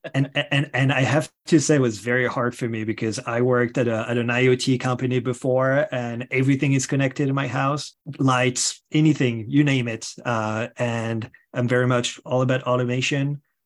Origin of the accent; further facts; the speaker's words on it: France; moved away; if you hear an accent, it is because I am originally from France.